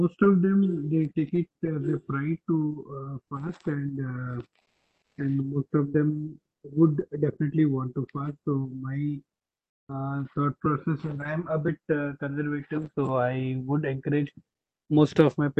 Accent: Hyderabad, Telangana, India; Being born and brought up in Hyderabad

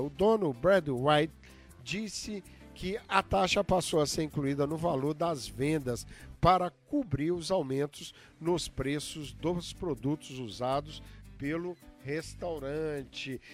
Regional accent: Minas Gerais, Brazil; now in Massachusetts, United States; Eu sou mineirinho

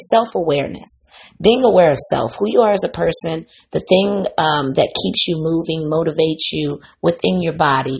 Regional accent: Midwest, United States; I'm from the Midwest

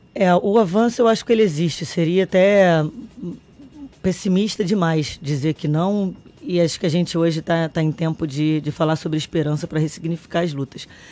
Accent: Brazil; enquanto brasileiro

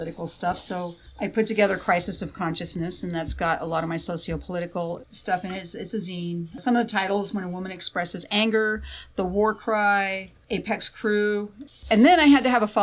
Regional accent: Tempe, Arizona, United States; moved away as an adult; also born or lived in Tucson, Arizona / Phoenix, Arizona; now in Kansas, United States; I grew up in Tempe

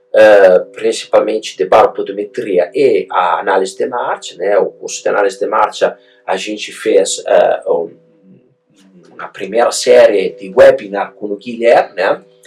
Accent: Italy; Portuguese is a second language; moved away as an adult; now in Brazil; eu uh, tenho um sotaque meio estranho, né? Eu sou italiano, sou produto importado

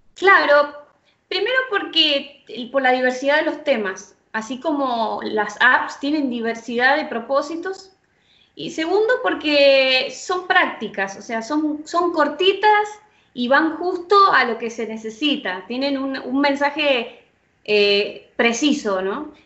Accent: San Rafael, Mendoza, Argentina; yo vivo en el sur de Mendoza, en San Rafael

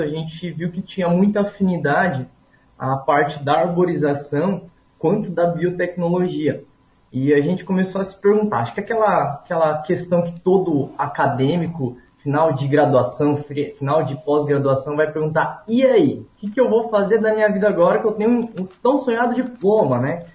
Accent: Paraná, Brazil; moved away; eu sou lá do Paraná, eu nasci no interior do interior do estado, então eu me criei numa comunidade muito pequena

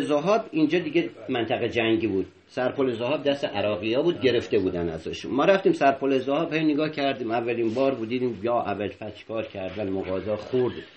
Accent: Isfahan, Iran; بچه اصفهان

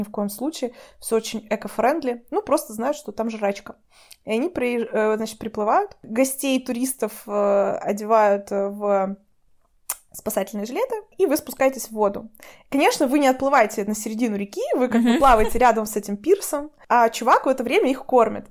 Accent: Russia; у нас в России

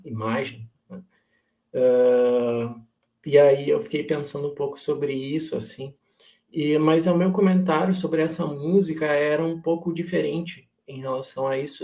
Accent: Brazil

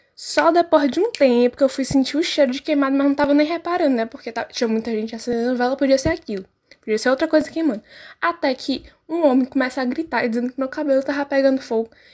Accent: Northeast Region, Brazil; now in Portugal; a minha terra querida, né? Nordeste, meu país.

